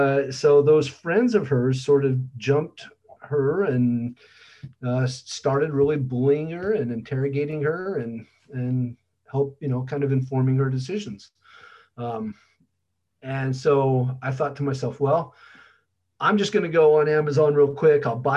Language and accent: English; Utah, United States; I grew up in Utah, a lifelong hunting tradition